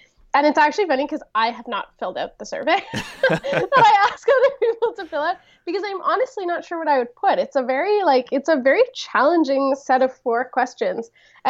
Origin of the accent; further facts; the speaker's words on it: Toronto, Ontario, Canada; So I came from Toronto. I grew up in Toronto, and I went for my first year of university to McMaster.